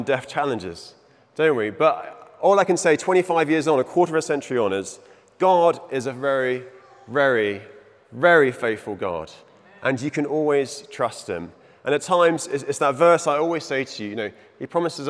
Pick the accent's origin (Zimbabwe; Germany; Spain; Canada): Zimbabwe; moved away; also born or lived in England; I was born in Zimbabwe. It's in my blood. My father was born in Zimbabwe